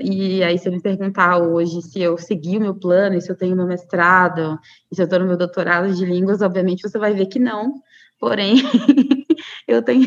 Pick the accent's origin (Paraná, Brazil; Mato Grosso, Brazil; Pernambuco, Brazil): Mato Grosso, Brazil; Cuiabá; eu sou de Cuiabá, capital do Mato Grosso